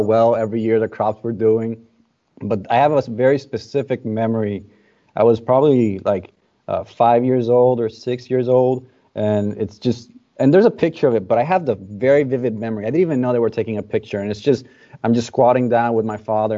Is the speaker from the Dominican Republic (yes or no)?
yes; Dominican Republic; Born and raised in the Dominican Republic.